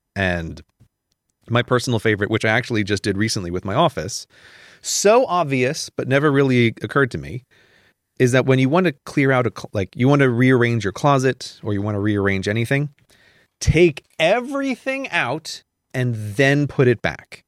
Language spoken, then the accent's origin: English; United States; growing up in America